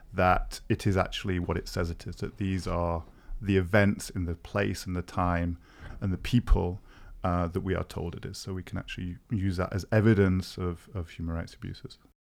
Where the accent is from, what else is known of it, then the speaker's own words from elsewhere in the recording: United Kingdom; also born or lived in Cambridge; now in Berlin, Germany; I'm a Brit who is, uh, based in Berlin